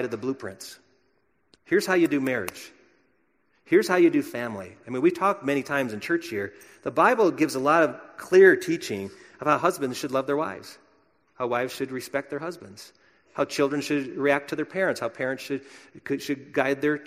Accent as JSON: {"language": "English", "region": "Wisconsin", "country": "United States", "tie": "born or raised there", "said": "my home state of Wisconsin"}